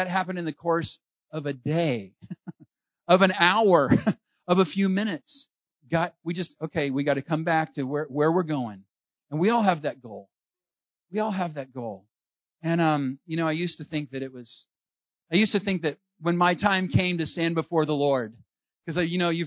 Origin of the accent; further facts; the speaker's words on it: California, United States; I'm from California